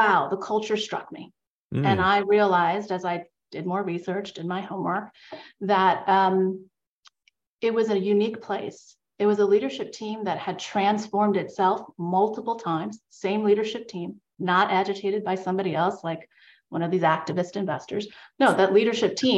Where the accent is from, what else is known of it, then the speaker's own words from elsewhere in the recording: New York, United States; I grew up in New York, as we discussed, it's the New Yorker in me.